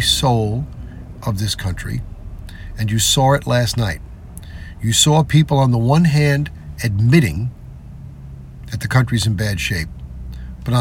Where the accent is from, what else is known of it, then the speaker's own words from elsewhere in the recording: New York, United States; my home state of New York